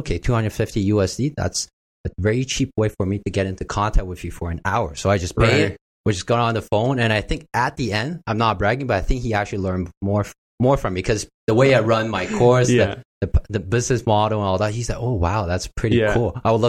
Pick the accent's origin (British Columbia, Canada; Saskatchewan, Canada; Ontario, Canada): British Columbia, Canada; Vancouver; now in Toronto, Canada; I came from Vancouver, right?